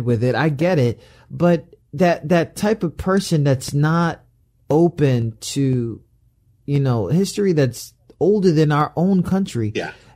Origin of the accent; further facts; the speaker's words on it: New York, United States; I'm from New York